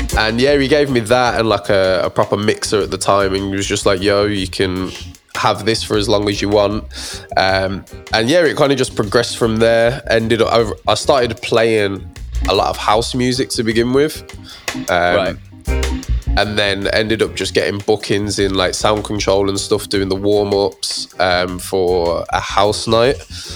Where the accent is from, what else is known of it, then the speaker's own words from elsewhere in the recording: Birmingham, West Midlands, United Kingdom; From Birmingham, 01321.